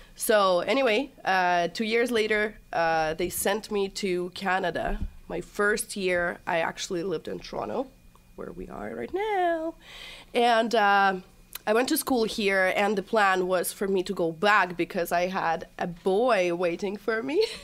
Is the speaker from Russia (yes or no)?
yes; Chelyabinsk, Chelyabinsk Oblast, Russia; moved away; I was born and raised in Russia, Chelyabinsk.